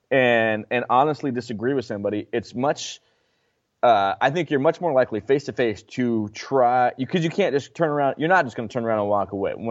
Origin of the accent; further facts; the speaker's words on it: Mill City, United States; there's no way I would give her the freedom that I would ha- that I had growing up in Mill City.